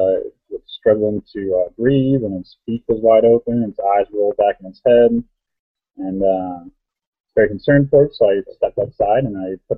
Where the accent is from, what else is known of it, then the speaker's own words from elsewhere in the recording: Erie, Pennsylvania, United States; I'm from Erie, Pennsylvania